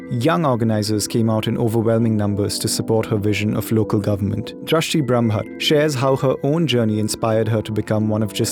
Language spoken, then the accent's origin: English; India; now in New York, United States; I am from India and I moved to New York uh, in August 2019 to join a media arts program at Hunter College.